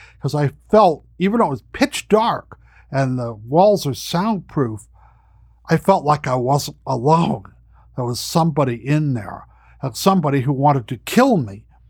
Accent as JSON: {"language": "English", "region": "California", "country": "United States", "said": "I hope people come to my home state, the place I love."}